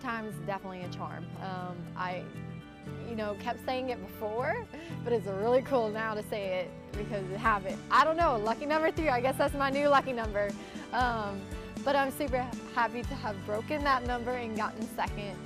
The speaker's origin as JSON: {"language": "English", "town": "New Iberia", "region": "Louisiana", "country": "United States", "tie": "born or raised there", "said": "my New Iberia hometown"}